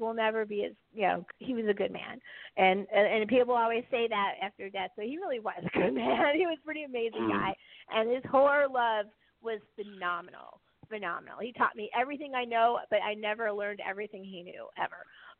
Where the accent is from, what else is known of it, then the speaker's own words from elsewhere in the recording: San Francisco Bay Area, California, United States; my hometown, San Francisco Bay Area